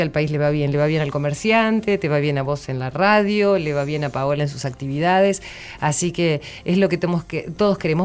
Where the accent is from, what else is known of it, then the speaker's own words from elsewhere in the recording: San Antonio de Areco, Buenos Aires Province, Argentina; yo soy de, de San Antonio de Areco